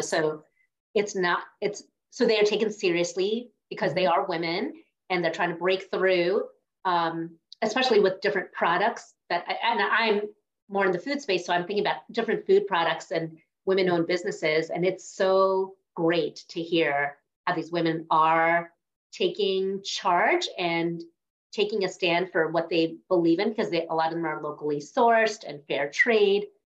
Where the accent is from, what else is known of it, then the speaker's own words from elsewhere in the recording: New York, United States; I grew up in New York